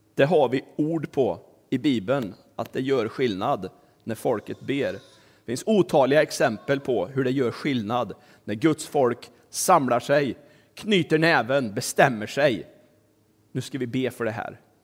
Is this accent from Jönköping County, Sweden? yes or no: no; Kristinehamn, Värmland, Sweden; also born or lived in Tanzania / Dalarna / Västerbotten / Stockholm; Min pappa var ju predikant, så vi flyttade till Kristinehamn nittonhundraåttio. Och där växte jag upp och gick i skola